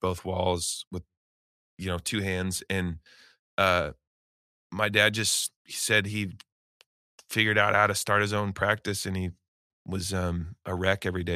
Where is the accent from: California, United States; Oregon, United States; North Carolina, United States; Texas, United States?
Oregon, United States; Eugene; moved away as an adult; I grew up in Eugene, Oregon